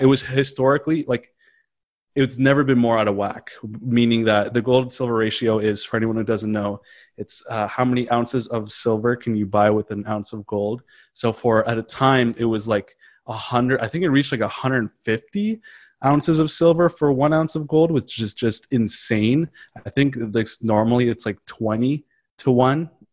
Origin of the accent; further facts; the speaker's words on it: Canada; as a Canadian